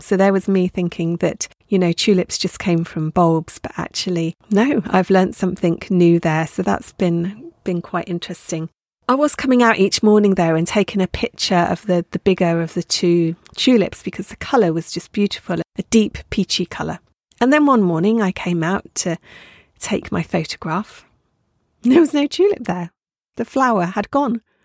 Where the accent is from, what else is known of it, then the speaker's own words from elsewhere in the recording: Dorset, South West England, United Kingdom; now in Isle of Skye, United Kingdom; Brought up in Dorset